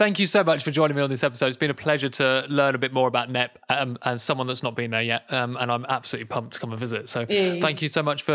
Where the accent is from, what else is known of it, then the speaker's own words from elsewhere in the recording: London, United Kingdom; I'm a Londoner.